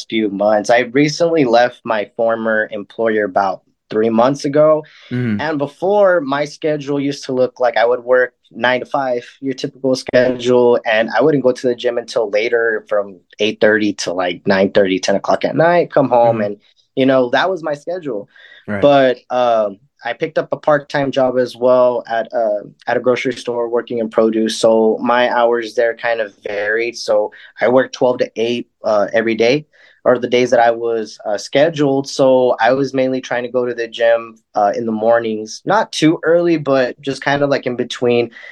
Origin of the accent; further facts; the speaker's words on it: Lake Arthur, New Mexico, United States; also born or lived in Roswell, New Mexico; I was born here in Roswell, but I was raised in Lake Arthur, New Mexico, which is about 35, 40 miles south of Roswell